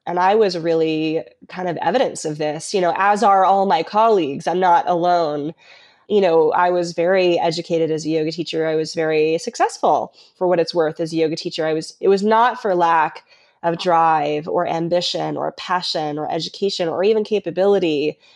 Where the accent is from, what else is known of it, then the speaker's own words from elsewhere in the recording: Colorado, United States; I was raised in Colorado